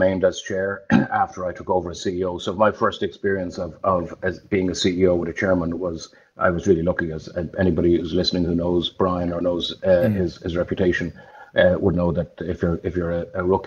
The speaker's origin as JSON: {"language": "English", "town": "Dublin", "region": "Leinster", "country": "Ireland", "tie": "born or raised there", "said": "So I'm a Dub from Raheny. Went to school in St. Paul's in Raheny, left in 1985"}